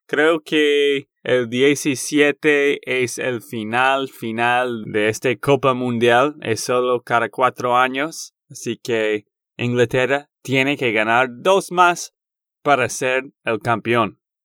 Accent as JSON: {"language": "Spanish", "region": "Texas", "country": "United States", "said": "de Texas, Estados Unidos"}